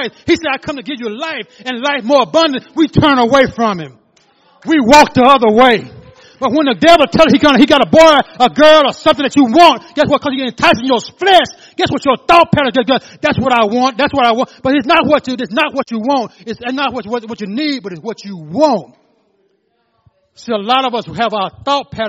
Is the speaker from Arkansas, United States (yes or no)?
yes; Louisville, Arkansas, United States; I'm from Louisville, Arkansas. My daddy was a pastor